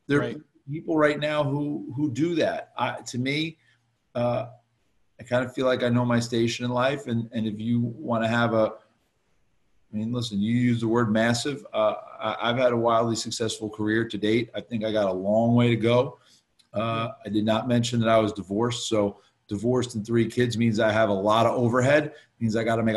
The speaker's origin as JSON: {"language": "English", "town": "West Orange", "region": "New Jersey", "country": "United States", "tie": "born or raised there", "said": "the town I grew up in West Orange"}